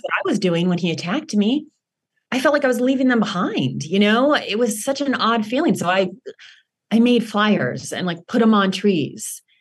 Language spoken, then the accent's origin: English; Los Angeles, California, United States; I grew up in Los Angeles